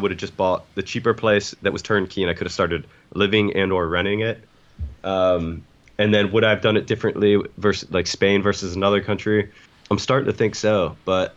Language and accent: English; United States; moved away; America's, my homeland where my parents are